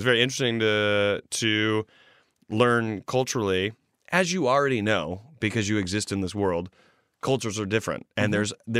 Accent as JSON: {"language": "English", "town": "Virginia", "region": "Free State", "country": "South Africa", "said": "I am from Virginia. Virginia is a small town located in the farming and agricultural province, state, quotations, called Free State. Central South Africa is also what it's called."}